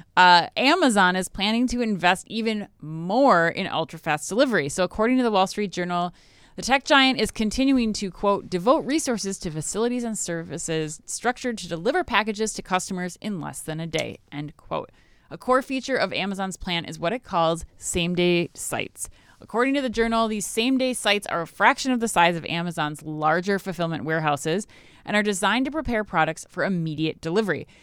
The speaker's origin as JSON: {"language": "English", "region": "Minnesota", "country": "United States", "tie": "born or raised there", "said": "growing up in Minnesota"}